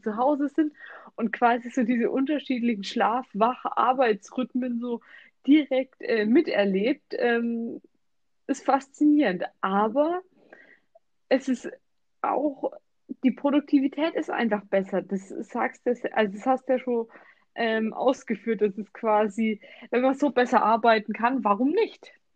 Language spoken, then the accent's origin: German; Germany; wir jetzt bei uns in Deutschland arbeiten